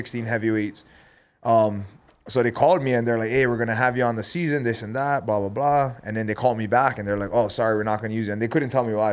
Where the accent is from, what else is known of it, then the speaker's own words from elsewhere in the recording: Hilo, Hawaii, United States; moved away as an adult; now in Las Vegas, United States; growing up in Hilo